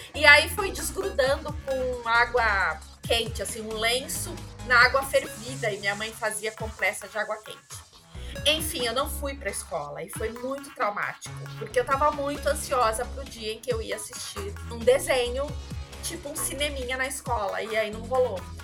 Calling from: São Bernardo do Campo, São Paulo, Brazil; Eu falo de São Bernardo do Campo, São Paulo, aqui no Brasil

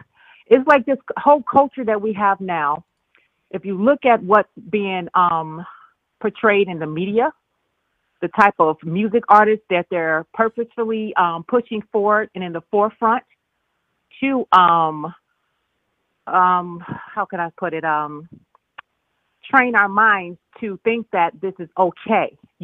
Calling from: Chicago, Illinois, United States; This is …. I'm calling from Chicago.

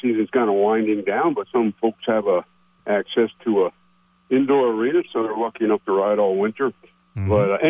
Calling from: Plattsburgh, New York, United States; calling from Plattsburgh again.

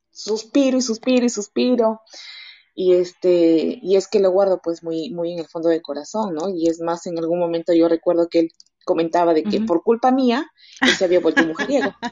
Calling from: Peru; de Perú.

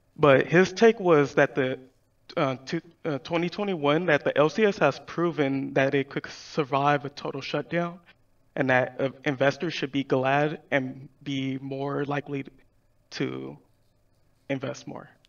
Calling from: Pomona, California, United States; I'm calling from Pomona, California

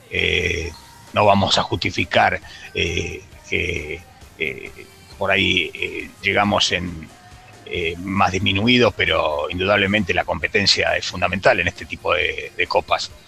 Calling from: Castelar, Buenos Aires Province, Argentina; de Castelar.

